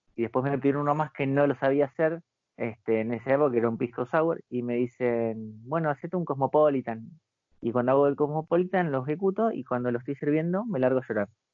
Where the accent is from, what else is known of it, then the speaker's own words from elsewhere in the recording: Buenos Aires, Argentina; also born or lived in Las Flores; yo nací acá en, va, nací acá, me crié acá de chico en Capital Federal y este, y después me mudé a Las Flores